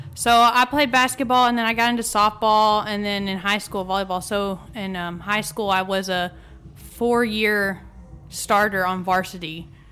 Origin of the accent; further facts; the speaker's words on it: Athens, Texas, United States; moved away as an adult; now in College Station, United States; I'm from Athens, Texas.